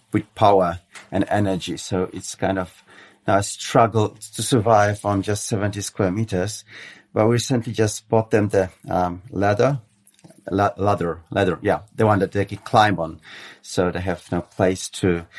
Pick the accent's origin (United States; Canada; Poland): Poland; Warsaw, Masovian Voivodeship; Poland's my home country and my capital. I mean, Warsaw, Polish capital, is my hometown